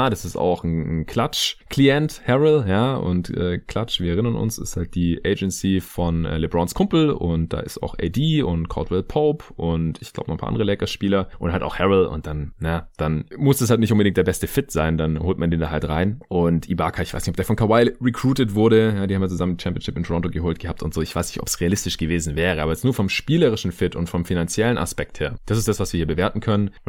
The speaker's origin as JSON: {"language": "German", "town": "Stuttgart", "region": "Baden-Württemberg", "country": "Germany", "tie": "born or raised there", "said": "morgen am Sonntag nach Hause in meine alte Heimat nach Stuttgart"}